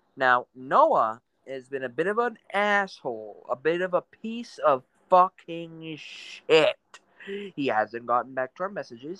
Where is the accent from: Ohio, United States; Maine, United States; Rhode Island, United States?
Maine, United States; I'm from New England. Well, I guess it is in New England. I'm from Maine